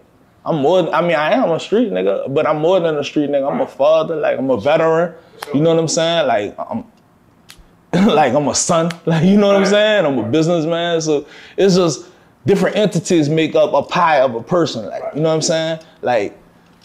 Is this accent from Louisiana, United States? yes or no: yes; New Orleans, Louisiana, United States; I'm from New Orleans, man. Like, most of us grew up with a trumpet or fucking drums in our hand